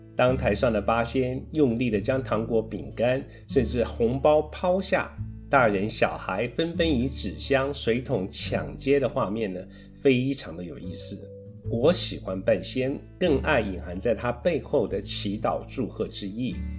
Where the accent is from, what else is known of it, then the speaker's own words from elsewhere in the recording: Tainan, Taiwan; 我是台南人，从小在台南长大